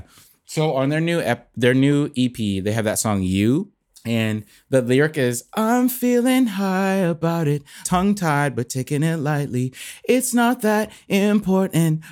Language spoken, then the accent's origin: English; Bradenton, Florida, United States; moved away as an adult; now in Nashville, United States; I was born in, uh, Bradenton, Florida